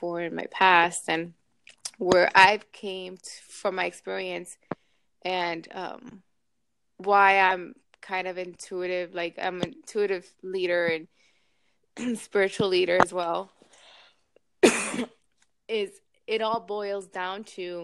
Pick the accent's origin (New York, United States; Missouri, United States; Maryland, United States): New York, United States; now in Miami, United States; I'm from New York originally